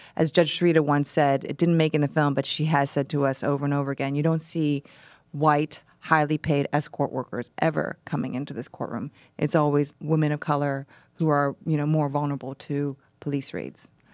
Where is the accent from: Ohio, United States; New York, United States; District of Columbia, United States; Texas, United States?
Ohio, United States; I grew up in Ohio